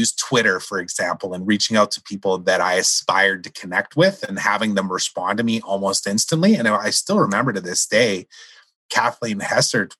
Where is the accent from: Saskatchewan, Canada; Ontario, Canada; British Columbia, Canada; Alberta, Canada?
Saskatchewan, Canada; you and I grew up in Saskatchewan